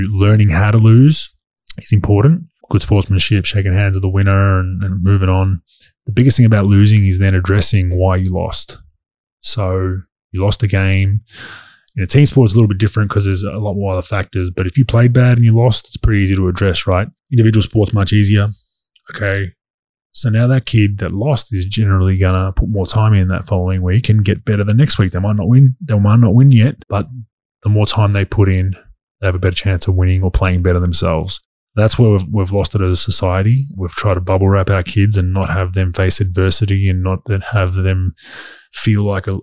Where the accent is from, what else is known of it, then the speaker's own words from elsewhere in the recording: Australia; moved away as an adult; as an Aussie growing up